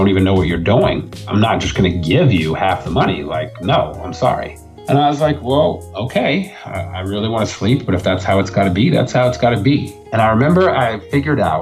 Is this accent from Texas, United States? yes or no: yes; Texas, United States; I'm from Texas